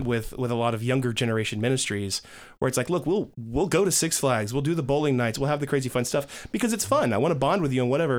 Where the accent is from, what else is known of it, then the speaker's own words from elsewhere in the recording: DeKalb County, Georgia, United States; I grew up in Georgia, uh, DeKalb County.